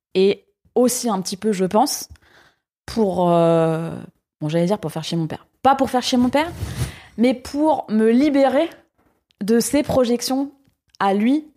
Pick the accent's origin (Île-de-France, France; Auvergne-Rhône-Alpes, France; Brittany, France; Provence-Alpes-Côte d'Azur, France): Île-de-France, France; Paris; moved away as an adult; now in Lyon, France; j'ai grandi à Paris, donc j'ai vécu 18 ans à Paris.